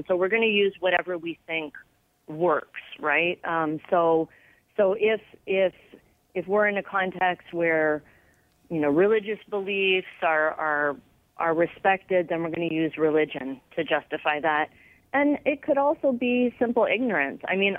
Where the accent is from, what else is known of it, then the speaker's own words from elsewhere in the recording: Canada; There are, many Muslims who are culturally Canadian. I'm culturally a Canadian. I'm a Western person. My religion is as a Muslim.